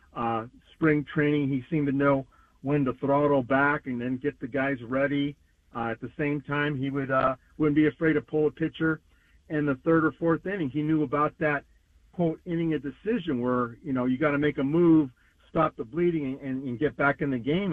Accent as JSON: {"language": "English", "town": "Santa Clara", "region": "California", "country": "United States", "tie": "born or raised there", "said": "growing up in Santa Clara, our little league, Briarwood Little League"}